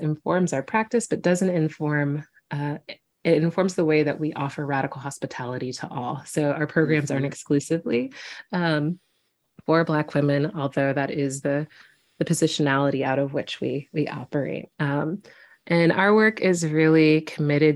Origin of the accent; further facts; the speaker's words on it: Quincy, Illinois, United States; a little Black girl growing up in Quincy, Illinois